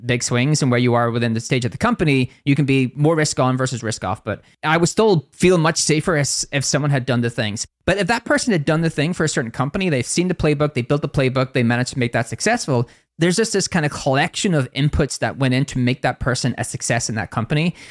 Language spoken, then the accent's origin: English; Northern Ireland, United Kingdom; accent: Northern Irish